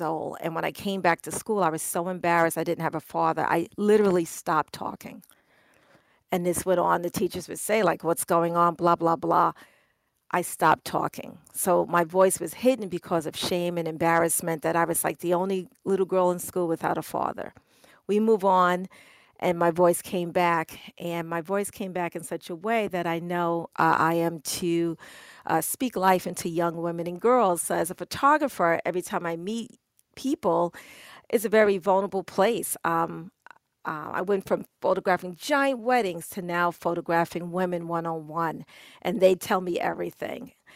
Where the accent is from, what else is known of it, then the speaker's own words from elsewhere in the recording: New York, United States; I'm a New Yorker.